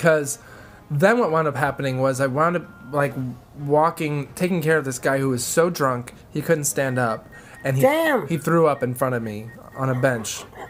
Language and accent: English; United States; But he started attacking me because I was an American.